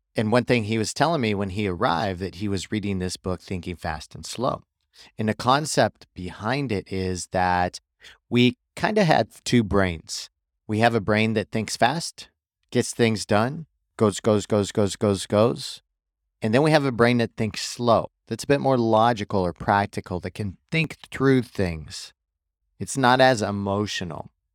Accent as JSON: {"language": "English", "region": "Missouri", "country": "United States", "tie": "born or raised there", "said": "where I grew up in Missouri"}